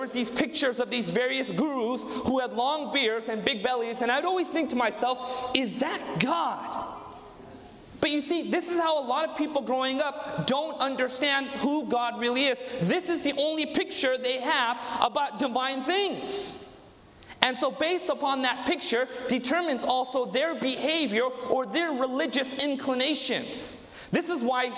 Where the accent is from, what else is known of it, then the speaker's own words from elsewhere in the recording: Orange County, Southern California, United States; moved away as an adult; now in Modesto, United States; I was born and raised in Southern California in 1979